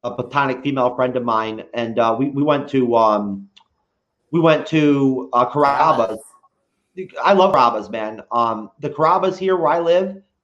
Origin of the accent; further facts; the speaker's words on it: New York, United States; now in Sarasota County, United States; I'm from New York